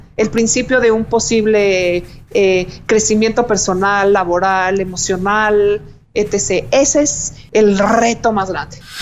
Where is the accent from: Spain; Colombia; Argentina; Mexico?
Mexico; como mexicanos